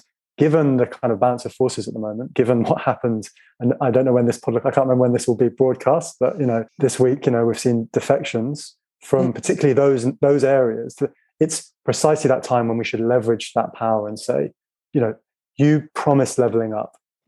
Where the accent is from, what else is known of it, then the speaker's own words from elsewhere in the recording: Finland; English is a second language; now in United Kingdom; And why should I be cold in Britain? I come from Finland.